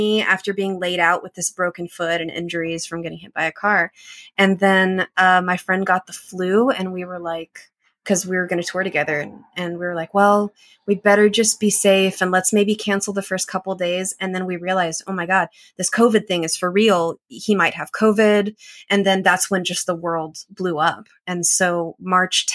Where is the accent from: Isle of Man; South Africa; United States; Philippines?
United States; the Bible Belt; growing up in the Bible Belt